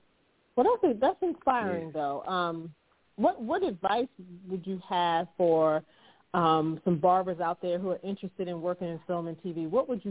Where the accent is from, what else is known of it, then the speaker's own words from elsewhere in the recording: Baltimore, Maryland, United States; I'm from Baltimore